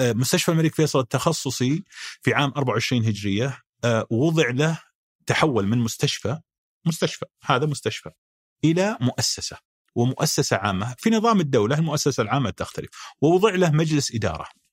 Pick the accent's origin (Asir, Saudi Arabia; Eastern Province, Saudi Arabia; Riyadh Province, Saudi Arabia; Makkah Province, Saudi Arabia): Riyadh Province, Saudi Arabia; Riyadh; انا ابن الرياض